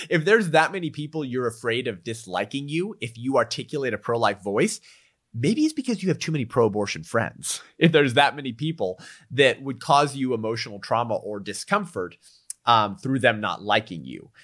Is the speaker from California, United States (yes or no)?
yes; California, United States; California, my home state